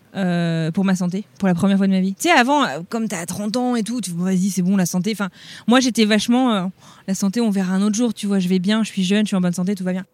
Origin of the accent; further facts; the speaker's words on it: France; moved away as an adult; now in United States; ça fait 15 ans que je suis partie de, que je suis partie de France